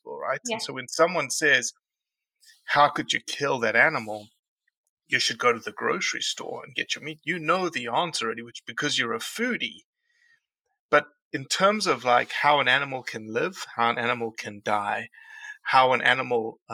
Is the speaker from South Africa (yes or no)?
yes; South Africa; now in United States; I'm from South Africa